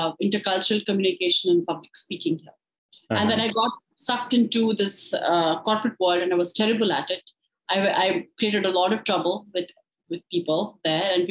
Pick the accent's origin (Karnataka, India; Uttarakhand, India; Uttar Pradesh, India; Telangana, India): Karnataka, India; Bangalore; moved away as an adult; now in Pleasanton, United States; I come from Bangalore, India